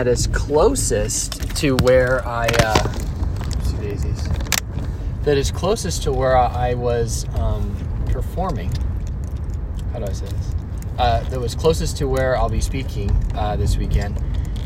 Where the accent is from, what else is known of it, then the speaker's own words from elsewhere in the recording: Alamo, California, United States; also born or lived in Dublin, California; And I grew up in a town called Alamo